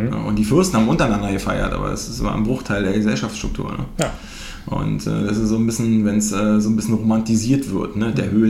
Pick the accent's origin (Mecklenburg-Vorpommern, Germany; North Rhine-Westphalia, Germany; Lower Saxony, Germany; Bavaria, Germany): Mecklenburg-Vorpommern, Germany; also ich bin selber Ossi aus MacPom, aus der dunkelsten Ecke aus Dunkeldeutschland.